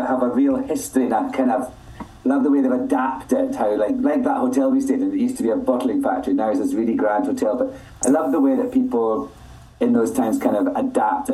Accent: Scotland, United Kingdom; now in New York City, United States; I'm Scottish

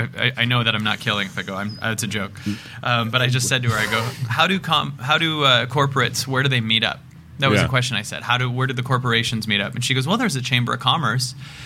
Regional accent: Seattle, Washington, United States; This was in Seattle.

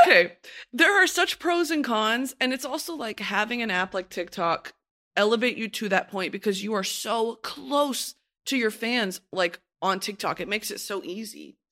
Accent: United States; as an American, I would never really truly be exposed to that.

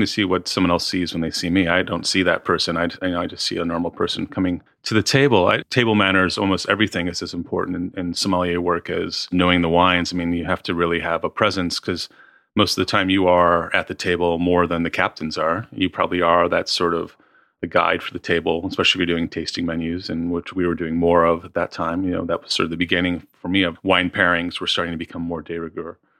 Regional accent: Midwest, United States; moved away as an adult; also born or lived in New York; now in Australia; I was kind of from the Midwest, sort of. I was like a really just sort of friendly kind of Midwestern guy

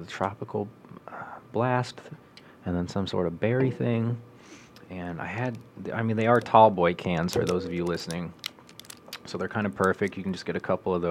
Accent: Monmouth, Illinois, United States; I'm from Monmouth. I know a lot of Monmouth people

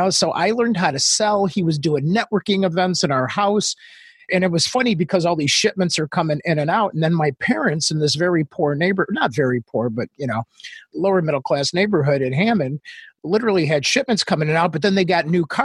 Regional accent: Australia; accent: Australian; also born or lived in Northwest Indiana, United States; now in United States; Yeah, so I was born in Northwest Indiana in a farmhouse. And then all of a sudden, my dad uh, met my mom in England in the military. And then they decided when I was in first grade that, hey, let's move to Australia, which is where I got my accent.

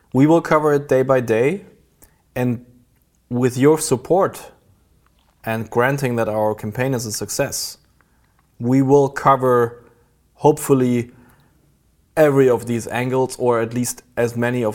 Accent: Berlin, Germany; And it also had a significance for my hometown, Berlin

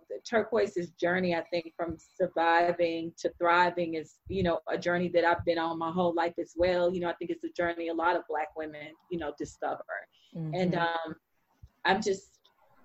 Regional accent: Fort Worth, Texas, United States; I grew up in Black Texas that defined me in its own way

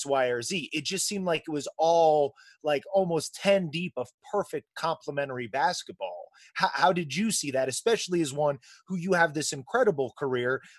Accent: Peru, Indiana, United States; now in California, United States; I'm from Peru

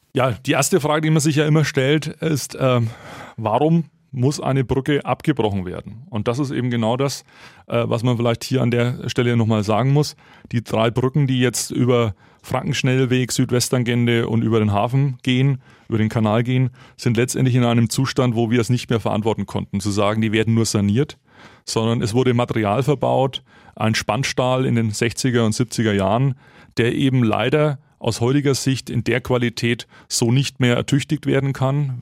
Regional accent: Nuremberg, Bavaria, Germany; für meine Heimatstadt Nürnberg

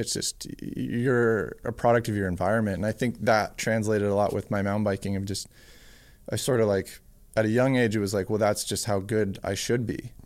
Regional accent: Whistler, BC, British Columbia, Canada; I grew up in Worcester, B C

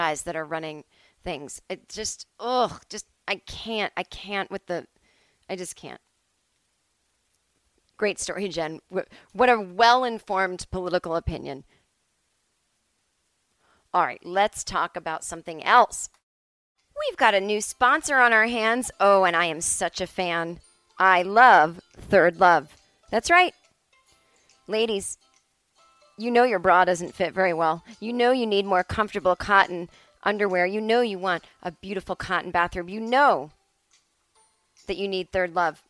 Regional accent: Massachusetts, United States; now in Los Angeles, United States; Where I was growing up on the East Coast

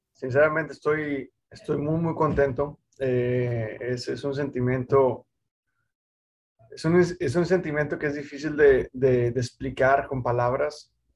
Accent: Mexico; el único piloto mexicano latino

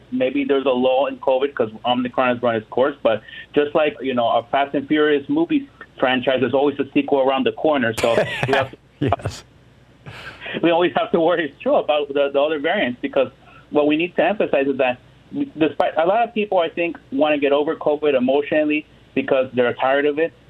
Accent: Miami, Florida, United States; I'm from Miami

